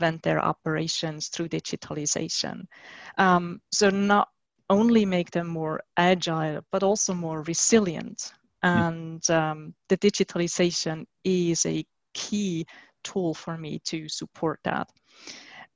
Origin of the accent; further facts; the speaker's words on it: Switzerland; my home country, which is Switzerland